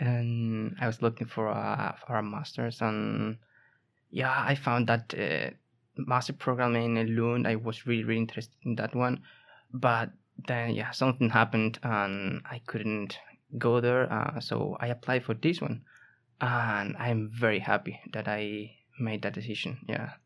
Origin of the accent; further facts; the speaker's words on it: Seville, Andalusia, Spain; moved away as an adult; now in Umeå, Sweden; I come from Spain, from the southern part of Spain, from the capital of Andalusia, from Sevilla